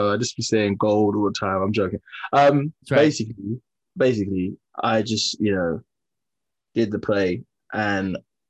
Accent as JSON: {"language": "English", "region": "London", "country": "United Kingdom", "tie": "born or raised there", "said": "I'm from Peckham."}